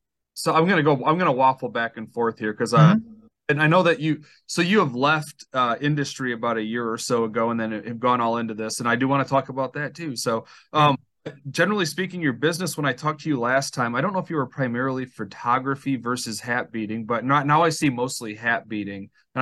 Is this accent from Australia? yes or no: no; Cadillac, Michigan, United States; Cadillac, Michigan, which is my hometown.